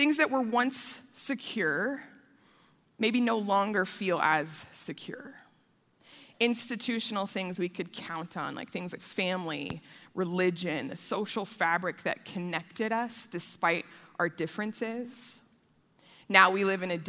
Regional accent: Denver, Colorado, United States; I am a proud Colorado native. I was born in Denver. I grew up on the south side of Denver

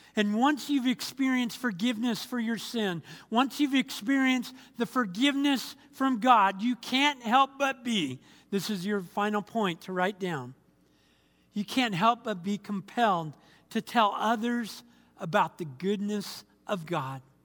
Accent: Anaheim, California, United States; moved away as an adult; also born or lived in Fort Bragg, North Carolina; I was born and raised in Anaheim, California

